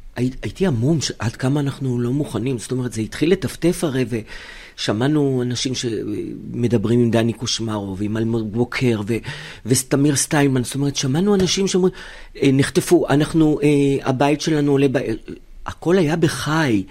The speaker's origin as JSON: {"language": "Hebrew", "country": "Israel", "tie": "born or raised there", "said": "כאן הבית, כאן נולדתי, אין לי שום מקום אחר בעולם"}